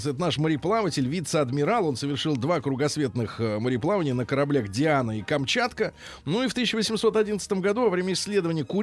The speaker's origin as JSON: {"language": "Russian", "country": "Australia", "second_language": "Russian", "said": "О, е, я из Австралии. Привет."}